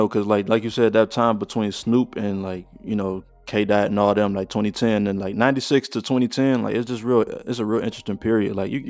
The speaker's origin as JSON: {"language": "English", "area": "right outside Detroit", "region": "Michigan", "country": "United States", "said": "I'm from Michigan."}